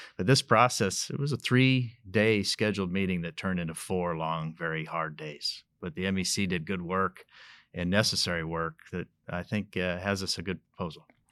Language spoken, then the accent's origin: English; Colorado, United States; I was born and raised in Colorado, still live in northern Colorado